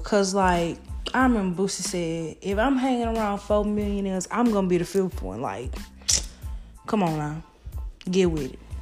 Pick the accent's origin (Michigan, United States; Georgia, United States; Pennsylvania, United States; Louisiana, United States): Louisiana, United States; Baton Rouge; I'm from Baton Rouge, Louisiana